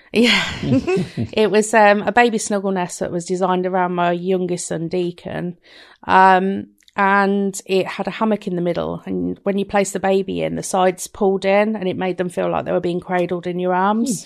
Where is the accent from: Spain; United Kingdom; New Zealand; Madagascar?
United Kingdom; Rugby, West Midlands; I'm from Rugby Warwickshire